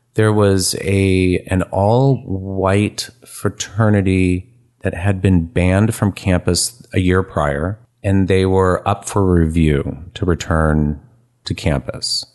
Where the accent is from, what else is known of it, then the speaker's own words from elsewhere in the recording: San Francisco, California, United States; moved away as an adult; also born or lived in Memphis / Albuquerque; born and raised in San Francisco